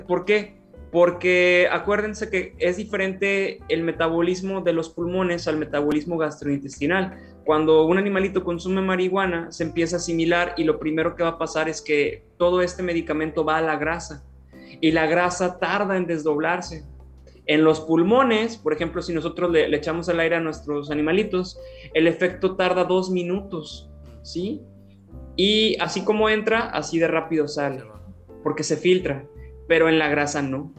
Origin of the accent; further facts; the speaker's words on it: Ciudad Valles, San Luis Potosí, Mexico; also born or lived in Monterrey, Nuevo León; luego me vine a emprender aquí a mi ciudad, Ciudad Valles, San Luis Potosí